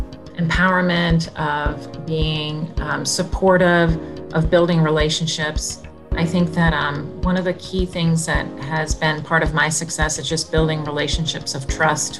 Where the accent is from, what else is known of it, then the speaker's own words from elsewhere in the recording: Massachusetts, United States; moved away as an adult; now in McLean, United States; I grew up in Massachusetts